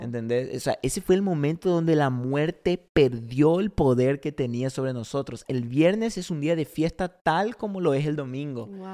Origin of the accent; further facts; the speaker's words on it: Paraguay; moved away as an adult; also born or lived in Argentina; now in Oklahoma City, United States; yo soy argentino criado en Paraguay